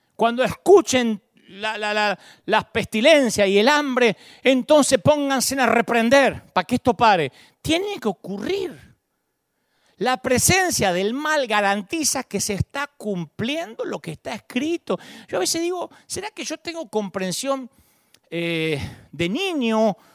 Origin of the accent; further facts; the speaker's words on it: Argentina; de chiquitito me inculcaron, vos sos argentino